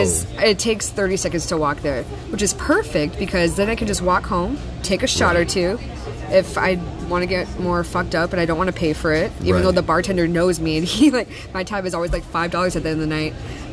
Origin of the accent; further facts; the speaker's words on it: Key West, Florida, United States; So, I came from Key West, and I never really made the transition. Like, hey, I'm off the island.